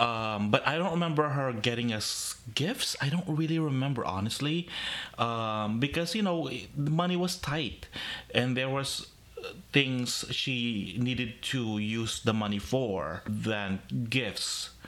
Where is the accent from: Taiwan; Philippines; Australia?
Philippines; From what I remember, how we celebrate Christmas, I have one word for it. There was like an innocence to it. We didn't have our own Christmas tree.